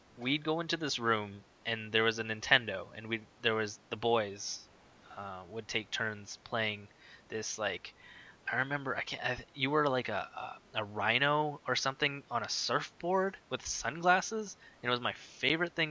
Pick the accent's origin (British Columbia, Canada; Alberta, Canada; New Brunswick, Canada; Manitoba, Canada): Manitoba, Canada; Winnipeg; I grew up in North Kildonan, so right where I am right now, basically.